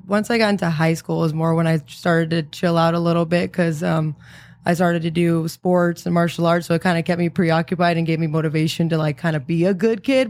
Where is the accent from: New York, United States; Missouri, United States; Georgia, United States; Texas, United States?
Texas, United States; San Antonio; I'm originally from, uh, San Antonio, Texas